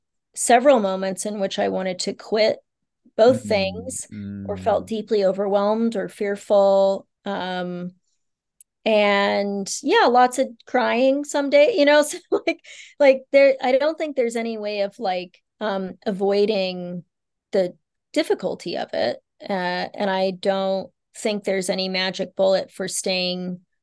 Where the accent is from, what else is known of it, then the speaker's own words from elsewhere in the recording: Bangkok, Thailand; born there; And I was born in Bangkok away from our family.